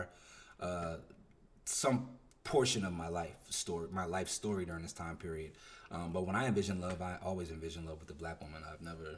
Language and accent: English; New Jersey, United States; I'm from Jersey. I have very like East Coast roots